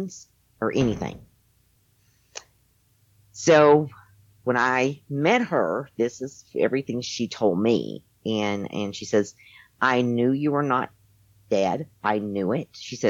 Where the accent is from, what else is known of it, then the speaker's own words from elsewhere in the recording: Tennessee, United States; moved away as an adult; also born or lived in Arizona; I was raised in Tennessee in a Christian home